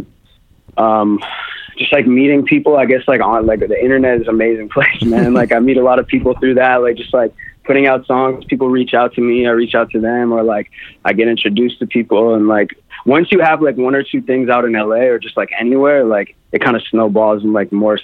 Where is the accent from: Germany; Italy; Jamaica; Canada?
Canada; Toronto, Ontario; now in Los Angeles, United States; I'm from Toronto